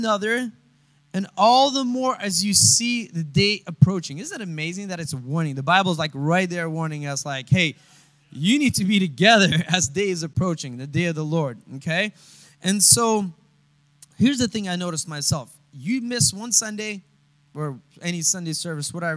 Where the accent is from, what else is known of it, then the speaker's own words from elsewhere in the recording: Russia; moved away; I come from Russia